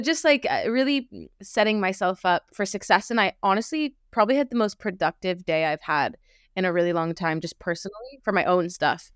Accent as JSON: {"language": "English", "town": "Los Angeles", "region": "California", "country": "United States", "tie": "born or raised there", "moved": "as an adult", "lives_now": "United Kingdom", "said": "I am originally from L"}